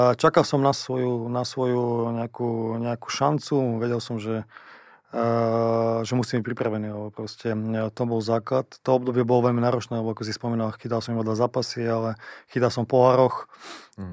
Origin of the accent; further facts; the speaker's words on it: eastern Slovakia, Slovakia; accent: East Slovak; moved away as an adult; also born or lived in Liverpool, England / Russia; Ja som sám z východu, takže viem, ako to je, keď začnem rozprávať po východňarsky